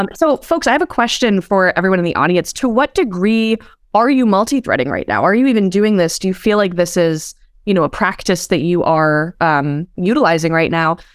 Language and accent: English; East Coast, United States; I hail from the East Coast